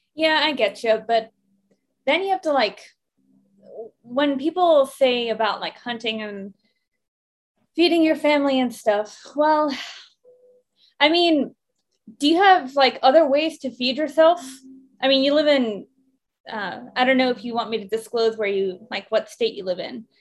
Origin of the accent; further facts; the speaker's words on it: Iran; now in Sydney, Australia; when I was born in Iran